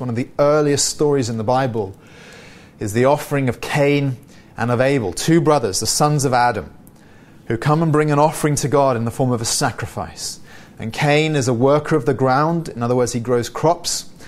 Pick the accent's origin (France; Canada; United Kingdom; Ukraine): United Kingdom; I'm British